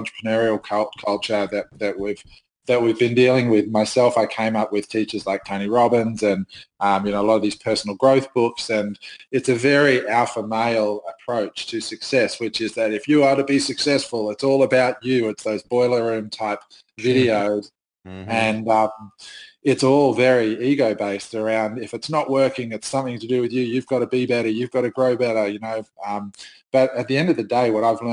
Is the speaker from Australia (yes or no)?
yes; Australia; I'm Australian.